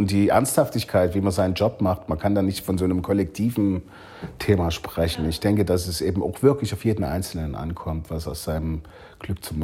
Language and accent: German; Leipzig, Saxony, Germany; Ich komme aus der DDR, ich war 16 Jahre alt, als, als die Mauer fiel.